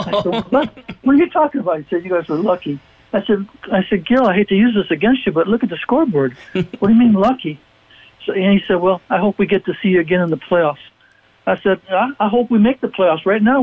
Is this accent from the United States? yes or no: yes; Cleveland, Ohio, United States; moved away; I grew up in the Cleveland, Ohio area as a big Browns fan